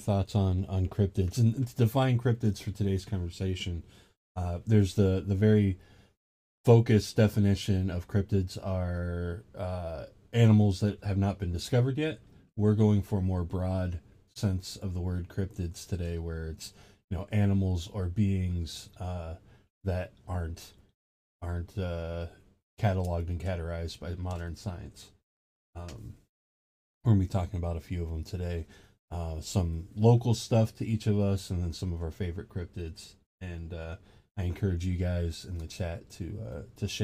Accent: Ohio, United States; moved away as an adult; now in Georgia, United States; I'm from Ohio. I'm living in Georgia now

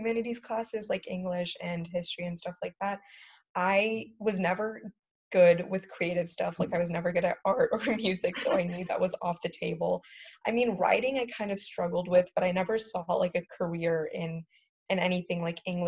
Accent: United States; growing up in America

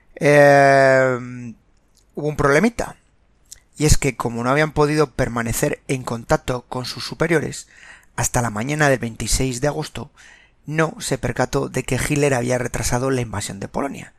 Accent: Spain; Los que somos españoles y más veteranos

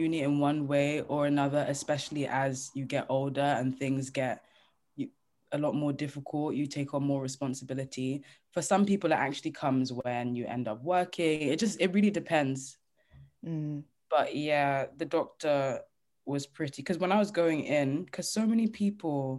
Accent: Nigeria; I'm Nigerian

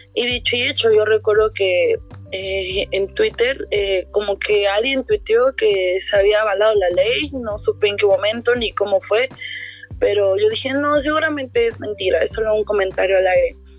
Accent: Mexico; todo lo que nos llena como mexicanos

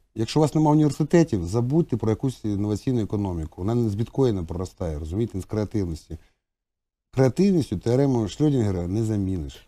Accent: Donetsk, Donetsk Oblast, Ukraine; ми в Донецьку в дитинстві билися район на район?

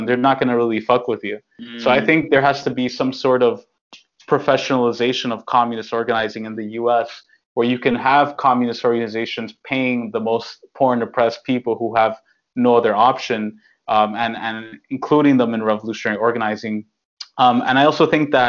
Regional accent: New York, United States; I'm born and raised in New York

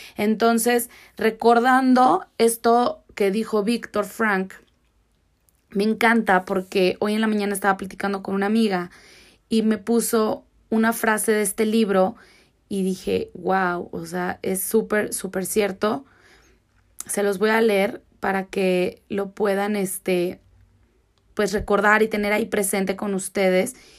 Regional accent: Mexico

